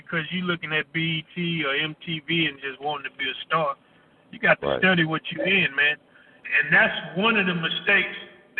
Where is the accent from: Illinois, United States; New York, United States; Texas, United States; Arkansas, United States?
Texas, United States; Houston; North side, Trinity Garden. You know, my people is originally from Port Arthur, but I was, you know, I was raised in Houston. You know, Trinity Garden, right on the side of Fifth Ward in a neighborhood called Cashmere Gardens. So, you know, that was my stumping ground.